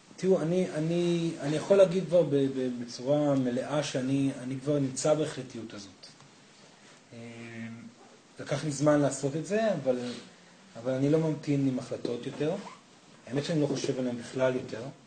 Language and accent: Hebrew; Israel; אני קיבוצניק